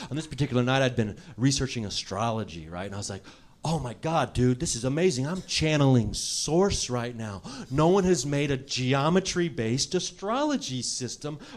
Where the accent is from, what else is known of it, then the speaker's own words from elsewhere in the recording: Ohio, United States; now in Los Angeles, United States; When I was younger, I moved to Los Angeles from Ohio back and forth a bunch of times.